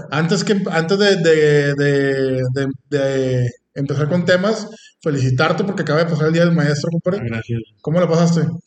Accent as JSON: {"language": "Spanish", "country": "Mexico", "said": "no tenemos aquí en México"}